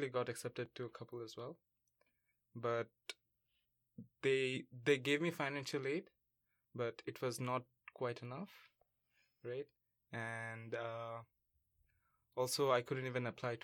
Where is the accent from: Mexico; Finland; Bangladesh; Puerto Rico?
Bangladesh; moved away as an adult; now in Vancouver, Canada; I come from Bangladesh, and I'm studying in UBC